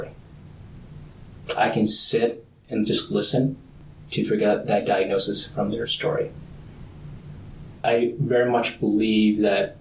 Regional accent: suburbs of Minnesota, United States; also born or lived in Vietnam; I was born in Vietnam, but came back as an adolescent, and I think that opened my eyes to a level of poverty that I did not see exist living in the suburbs of Minnesota

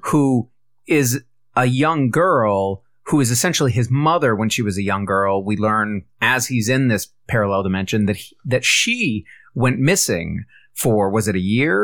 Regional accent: United States; as an American

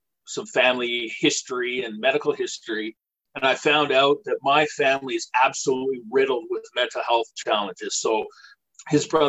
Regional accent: British Columbia, Canada; now in Nova Scotia, Canada; I'm from British Columbia originally. I currently live in Nova Scotia.

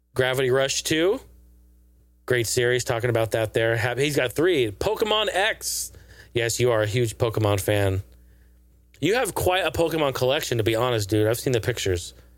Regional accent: Pacific Northwest, United States; We're both from the Pacific Northwest.

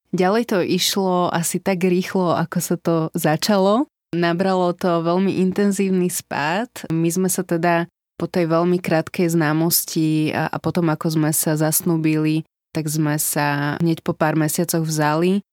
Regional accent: Slovakia; moved away as an adult; also born or lived in Netherlands

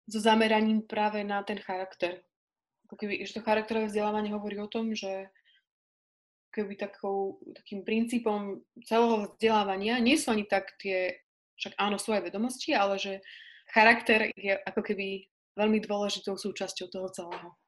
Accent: Pusté Pole, Slovakia; ja som teraz momentálne na pustom poli, čo je dedinka, odkiaľ pochádzam.

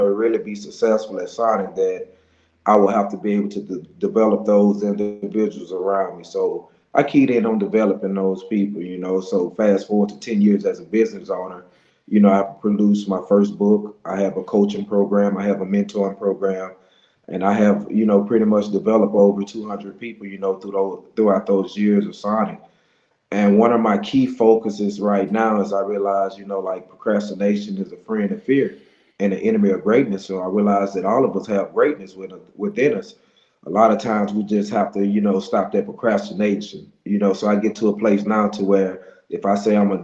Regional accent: Monroe, Louisiana, United States; I'm from Monroe, Louisiana

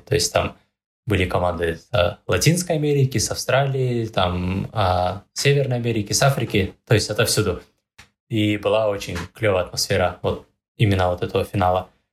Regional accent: Pavlodar, Pavlodar Region, Kazakhstan; Я вообще сам из Павлодара

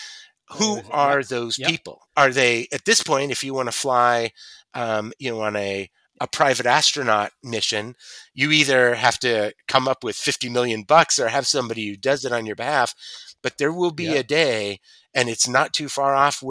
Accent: United States; As an American

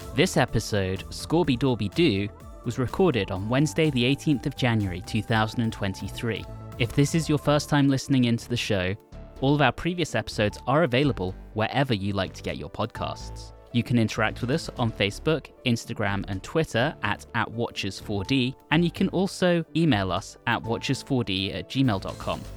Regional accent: United Kingdom; moved away as an adult; now in United States; as a Brit who has lived in the U S for twelve years at this point

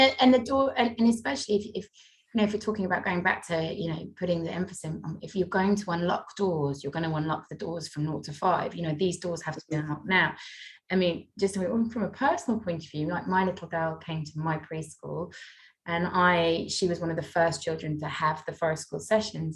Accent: North Wales, United Kingdom; I come from North Wales

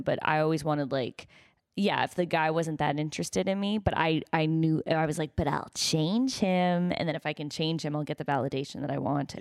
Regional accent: United States; I'm American

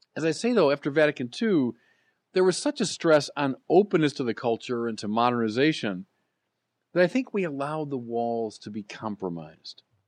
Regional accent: United States; As Americans

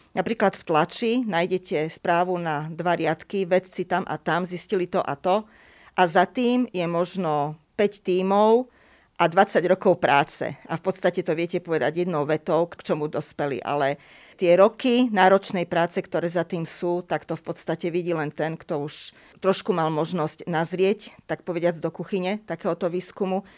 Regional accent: Košice, Košice Region, Slovakia; Ja som totižto v Košiciach, v mojom rodnom meste, chodila na jazykovú základnú školu

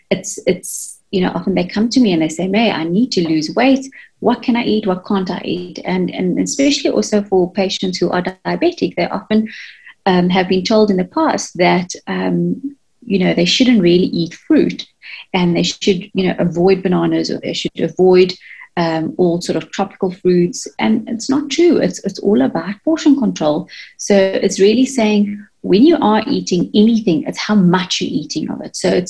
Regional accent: India; I'm using myself as an example, being Indian myself, we tend to want to eat the traditional type of foods

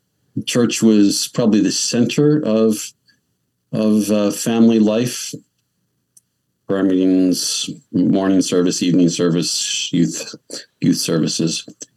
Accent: Pennsylvania, United States; I grew up, 4 miles from where I am presently.

